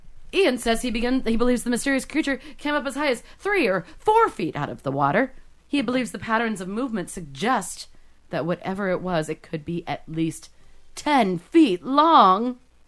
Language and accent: English; United Kingdom; I'm still British. Part Irish.